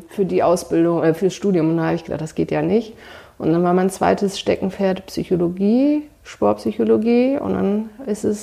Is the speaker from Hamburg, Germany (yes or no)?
yes; Hamburg, Germany; also born or lived in Göttingen; Naja, also ich komme aus Hamburg, habe damals Leistungssport gemacht und so ein paar alte Kontakte hatte man noch.